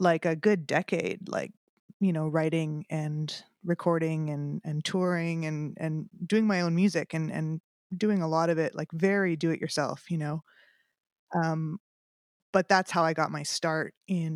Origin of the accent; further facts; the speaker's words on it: Winnipeg, Manitoba, Canada; moved away as an adult; also born or lived in Toronto, Canada; now in Nashville, United States; I started out in music back in my hometown of Winnipeg